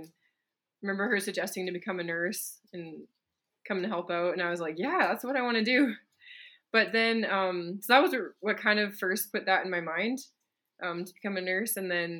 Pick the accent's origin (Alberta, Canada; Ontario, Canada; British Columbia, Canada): British Columbia, Canada; I got a scholarship to a school I probably couldn't have afforded in my hometown in BC.